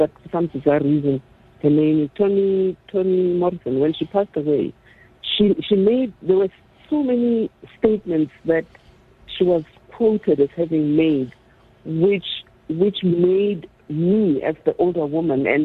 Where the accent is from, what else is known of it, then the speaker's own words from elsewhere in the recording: Soweto, Gauteng, South Africa; So I had all these powerful women growing up in Orlando, powerful women influencing me subconsciously.